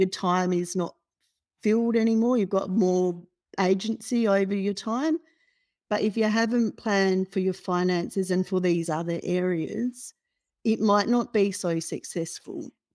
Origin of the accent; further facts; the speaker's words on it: Perth, Western Australia, Australia; moved away as an adult; now in Melbourne, Australia; So, I grew up in Perth, and I completed a degree in Perth